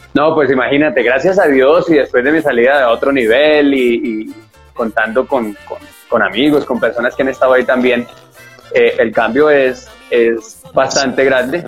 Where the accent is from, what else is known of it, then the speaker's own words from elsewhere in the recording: Bogotá, Colombia; soy artista colombiano, como siempre digo, nací en la ciudad de Bogotá, pero mis padres y toda mi familia es de Santander, así que como digo yo acá, soy de Bogotá, pero con barriga santanderiano